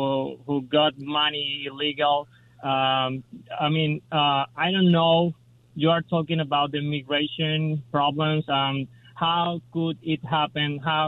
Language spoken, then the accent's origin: English; Venezuela; now in Los Angeles, United States; I'm from Venezuela.